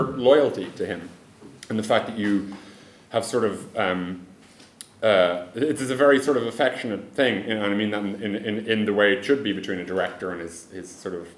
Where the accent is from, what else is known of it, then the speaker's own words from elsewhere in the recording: Ireland; moved away; I'm an Irish guy